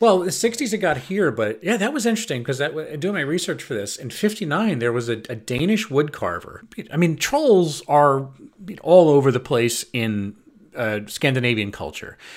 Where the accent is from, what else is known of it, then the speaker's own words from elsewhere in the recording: Long Island, New York, United States; now in Belgium; I'm from Long Island.